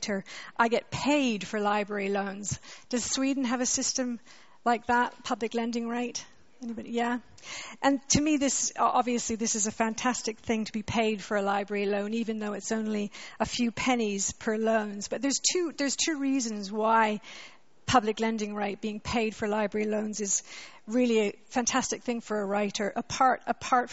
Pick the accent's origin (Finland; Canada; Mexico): Canada; accent: Canadian; moved away as an adult; also born or lived in Montreal, Canada; now in London, United Kingdom; I'm a Canadian, you can hear my accent, but I came to live in London when I was 20